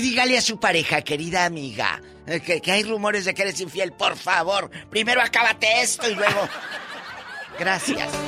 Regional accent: Matamoros, Tamaulipas, Mexico; moved away; Allá en mi tierra

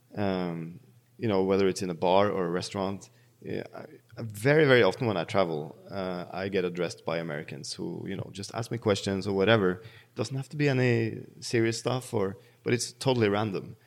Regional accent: Bærum, Akershus, Norway; So I grew up in Bærum, uh, which is the snobby municipality outside of Oslo.

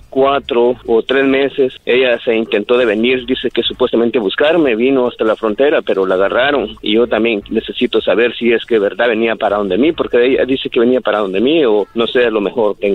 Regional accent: Honduras; Sí, yo también soy de Honduras.

